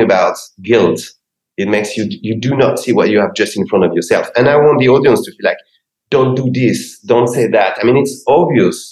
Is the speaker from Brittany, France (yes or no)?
no; Paris, Île-de-France, France; moved away as an adult; now in Los Angeles, United States; I come from Paris, and this is my city